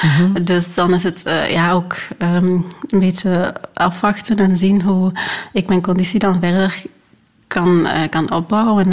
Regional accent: Hechtel-Eksel, Flanders, Belgium; moved away as an adult; also born or lived in Rwanda; now in Leuven, Belgium; ik ben opgegroeid in Limburg, in Hechtel-Exel

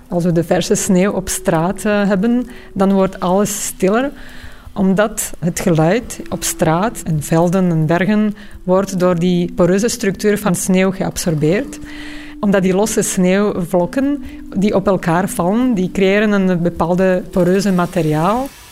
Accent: Bratislava, Bratislava Region, Slovakia; moved away; Ik ben opgegroeid in Bratislava in Slowakije.

